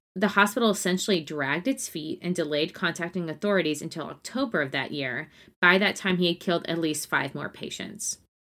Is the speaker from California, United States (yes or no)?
no; Nacogdoches, Texas, United States; I'm from Nacogdoches.